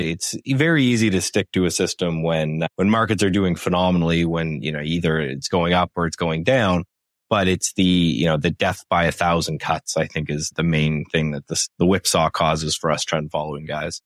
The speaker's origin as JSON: {"language": "English", "country": "Canada", "said": "I'm Canadian"}